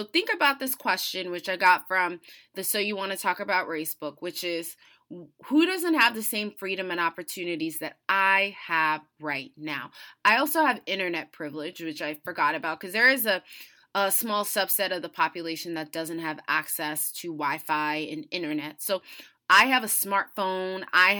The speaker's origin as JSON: {"language": "English", "country": "United States", "tie": "born or raised there", "said": "I was born and raised in the United States, so that comes with many, many privileges."}